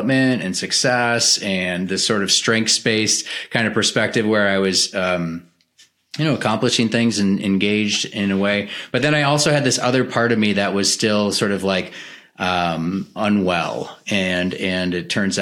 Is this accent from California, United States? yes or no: no; Green Bay, Wisconsin, United States; So I was raised in the Midwest culture. I'm originally from Green Bay, Wisconsin